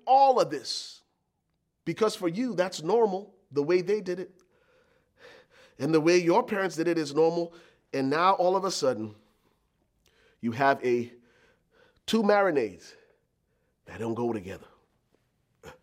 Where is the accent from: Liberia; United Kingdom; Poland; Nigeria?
Liberia; moved away; I was born and raised in Liberia, West Africa